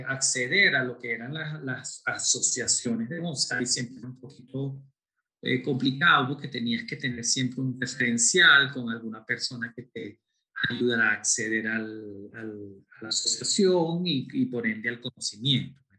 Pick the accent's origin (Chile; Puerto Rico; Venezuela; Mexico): Venezuela; yo soy latino nacido en Venezuela, pero de dos padres españoles